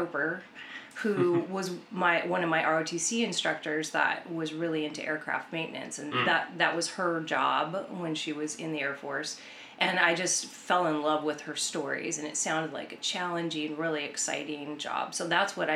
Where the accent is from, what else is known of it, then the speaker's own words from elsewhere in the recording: Tacoma, Washington, United States; now in Sacramento Valley, United States; I grew up in Tacoma, Washington, and, you know, pretty much born and raised.